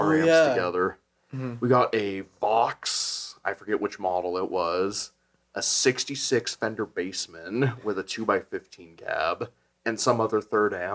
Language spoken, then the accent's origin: English; Chandler, Arizona, United States; I'm actually born and raised in Chandler, Arizona